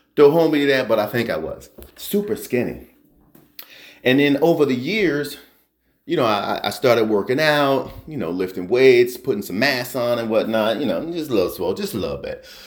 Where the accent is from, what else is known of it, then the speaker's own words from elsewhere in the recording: New Jersey, United States; I grew up in New Jersey